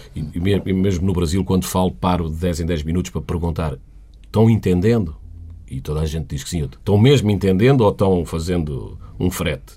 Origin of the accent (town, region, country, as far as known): Portugal; moved away as an adult; also born or lived in Sweden